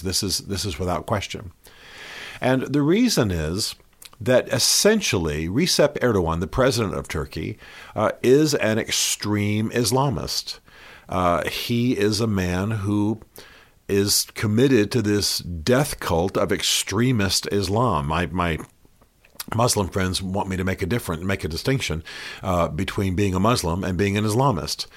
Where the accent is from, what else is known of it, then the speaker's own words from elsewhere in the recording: United States; as an American